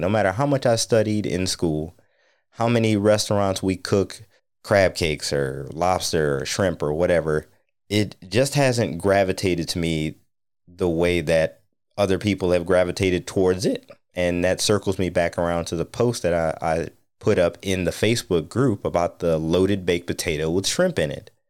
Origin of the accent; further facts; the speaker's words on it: North Ohio on Lake Erie, United States; now in DC, Maryland, Virginia area, United States; I grew up in North Ohio on Lake Erie